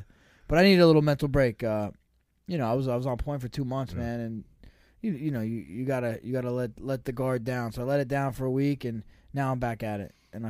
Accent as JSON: {"language": "English", "region": "New Jersey", "country": "United States", "said": "I could dance. We're from Jersey."}